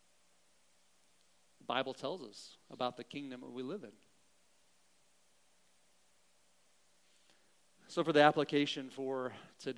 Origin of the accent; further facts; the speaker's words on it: Southern Missouri, United States; I grew up in Southern Missouri. I can talk about hillbillies. That's fine. I am one.